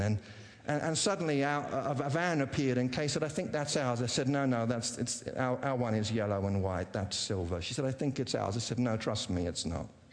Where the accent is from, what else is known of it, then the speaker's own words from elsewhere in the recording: England, United Kingdom; moved away as an adult; now in United States; growing up in uh, England